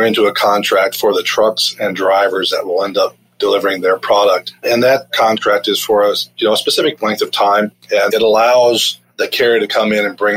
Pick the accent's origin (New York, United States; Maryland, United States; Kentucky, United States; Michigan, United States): Kentucky, United States; I grew up in Kentucky